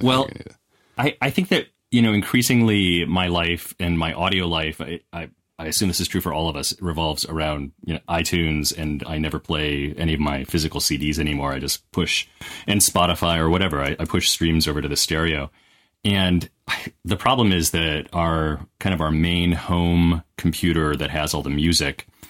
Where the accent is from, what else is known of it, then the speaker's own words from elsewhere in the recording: Wisconsin, United States; I grew up in Wisconsin